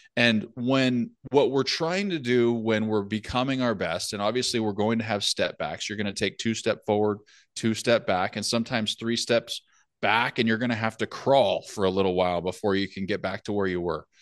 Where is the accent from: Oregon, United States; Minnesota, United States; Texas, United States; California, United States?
California, United States; now in northern United States; I grew up in California, obviously played hockey there, never had an issue